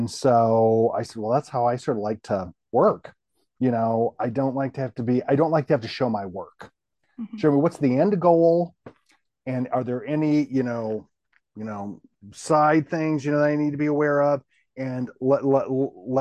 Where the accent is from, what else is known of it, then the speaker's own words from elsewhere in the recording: Minnesota, United States; now in Tennessee, United States; I'm a Midwesterner by birth, a Minnesota person.